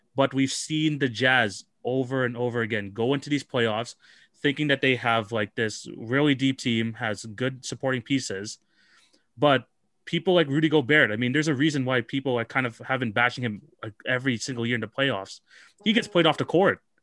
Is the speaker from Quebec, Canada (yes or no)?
no; Toronto, Ontario, Canada; I'm from Toronto